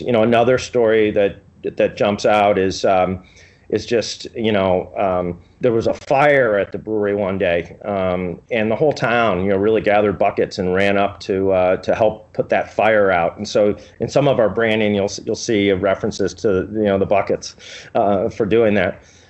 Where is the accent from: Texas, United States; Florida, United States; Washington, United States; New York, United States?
New York, United States; Buffalo; So, many beers we grew up drinking in Buffalo have been distributed by the Vukulik family at Try It.